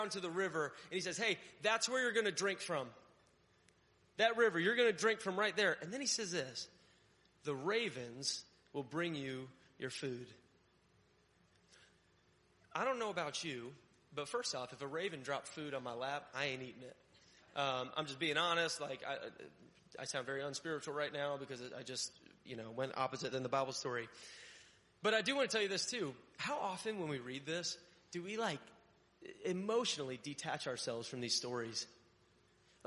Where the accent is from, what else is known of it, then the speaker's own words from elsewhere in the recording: Connecticut, United States; moved away; also born or lived in Florida; I grew up in Connecticut